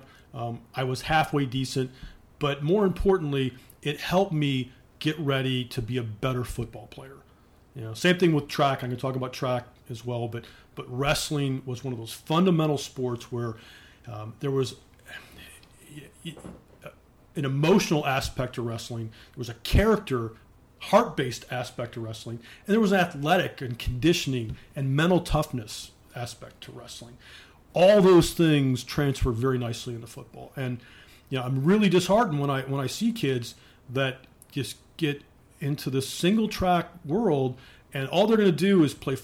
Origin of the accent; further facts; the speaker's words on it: Cleveland, Ohio, United States; also born or lived in Northern Virginia; now in Columbus, United States; I'm from Cleveland, Northeast Ohio, a place called Mayfield, which is on the east side of Cleveland